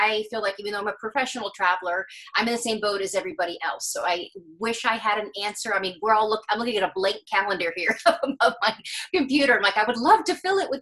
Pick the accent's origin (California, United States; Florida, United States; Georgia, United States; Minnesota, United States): Florida, United States; Gainesville; born or raised there; moved away as an adult; also born or lived in Scotland; now in New York City, United States